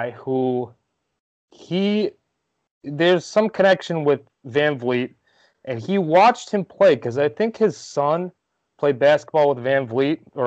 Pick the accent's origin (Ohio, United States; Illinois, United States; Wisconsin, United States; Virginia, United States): Illinois, United States; Rockford; he's from my hometown